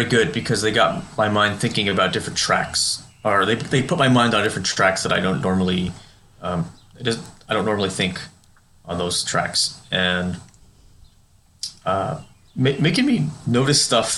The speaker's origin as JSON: {"language": "English", "country": "United States", "tie": "born or raised there", "said": "I am an American. I was born here and raised here"}